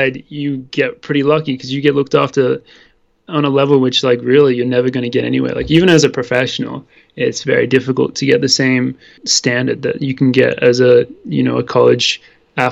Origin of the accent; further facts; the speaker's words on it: Sydney, New South Wales, Australia; moved away as an adult; also born or lived in Wisconsin; now in Boulder, United States; we represented New South Wales because we're both from Sydney in Australia, and we've both been running since a young age.